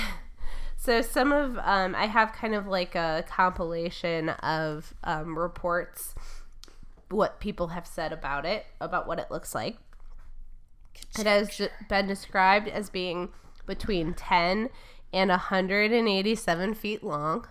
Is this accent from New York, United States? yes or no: no; Michigan, United States; I'm from Michigan and I overpronounce vowels